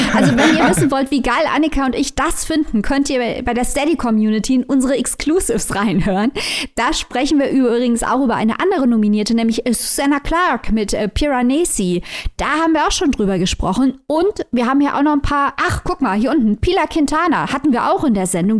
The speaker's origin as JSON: {"language": "German", "country": "Germany", "said": "bei uns in Deutschland"}